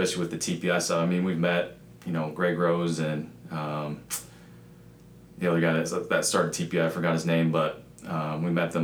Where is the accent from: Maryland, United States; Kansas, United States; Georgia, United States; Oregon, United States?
Kansas, United States; moved away; From Kansas originally